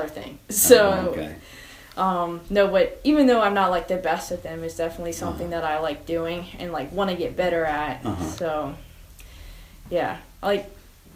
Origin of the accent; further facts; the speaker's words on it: Pottstown, Pennsylvania, United States; also born or lived in Phoenix, Arizona; I was born here in Pottstown, and then I moved to Phoenix when I was 10, and I was there for 3 years